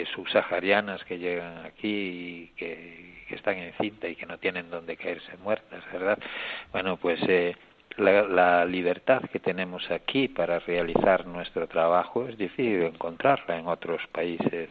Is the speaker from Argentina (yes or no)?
no; Spain; moved away as an adult; now in Tangier, Morocco; aquí en el obispado estoy yo que soy español